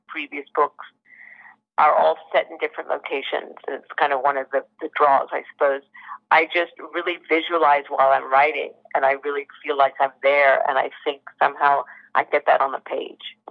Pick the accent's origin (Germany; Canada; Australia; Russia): Australia; Sydney, New South Wales; I was born and raised in Sydney